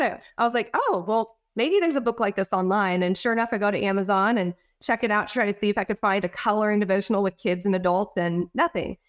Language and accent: English; California, United States; also born or lived in Idaho; now in Texas, United States; I'm originally from California. We moved to Idaho, um, and we're living there for about the past four to five years, and then we just moved to Texas